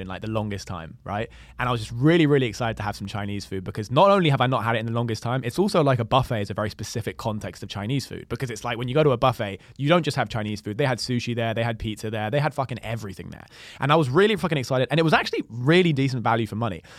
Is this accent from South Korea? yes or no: no; London, United Kingdom; just being born and raised in London